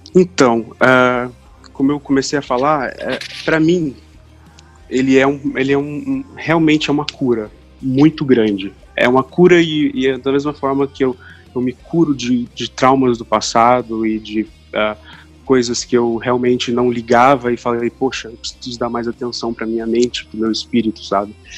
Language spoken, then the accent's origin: Portuguese; Londrina, Paraná, Brazil; also born or lived in Curitiba; Eu nasci em Londrina, aqui mesmo, no Paraná.